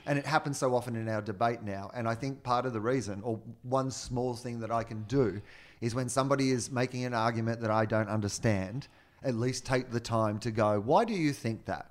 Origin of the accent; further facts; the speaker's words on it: Australia; now in United States; my entire life of being an Australian